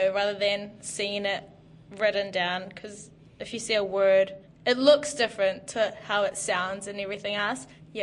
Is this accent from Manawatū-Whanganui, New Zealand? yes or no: no; Huntly, Waikato, New Zealand; now in Dunedin, New Zealand; I'm from the North Island, Huntly.